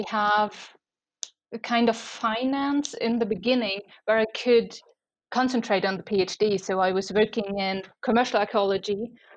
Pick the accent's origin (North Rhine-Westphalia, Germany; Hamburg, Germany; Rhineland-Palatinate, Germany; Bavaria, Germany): Bavaria, Germany; around Munich; also born or lived in Kiel; I was raised around Munich and I'm still there.